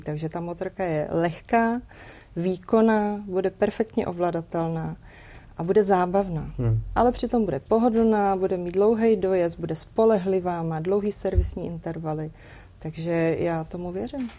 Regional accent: Prague, Czechia; I'm from Prague

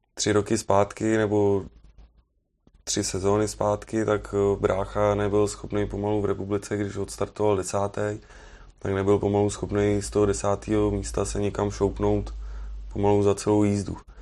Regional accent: Czechia; od nás, jako z Čech

